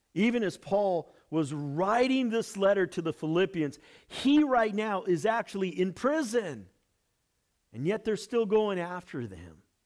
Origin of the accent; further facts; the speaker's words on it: United States; Our American church